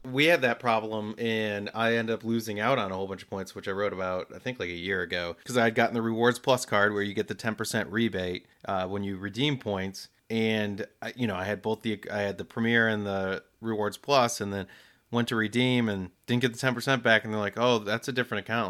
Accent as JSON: {"language": "English", "country": "United States", "said": "we're depicted a certain way, Americans"}